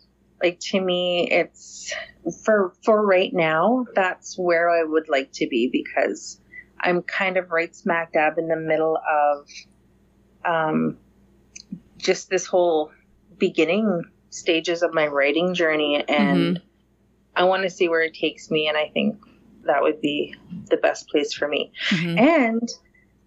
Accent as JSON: {"language": "English", "town": "Grand Rapids", "region": "Manitoba", "country": "Canada", "said": "I come from the Missipaistic Cree Nation, and that is the English name is Grand Rapids First Nation. And it's a small community of about 1,200 in northern Manitoba, Canada"}